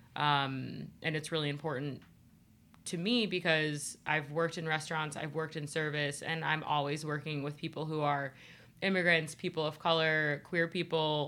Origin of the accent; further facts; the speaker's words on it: Ohio, United States; I'm from Ohio